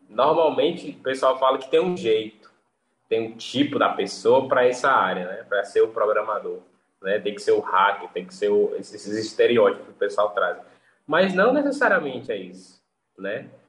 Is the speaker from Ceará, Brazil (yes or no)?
yes; Fortaleza, Ceará, Brazil; Eu, eu sou aqui do Nordeste, aqui, né? Fortaleza, Ceará.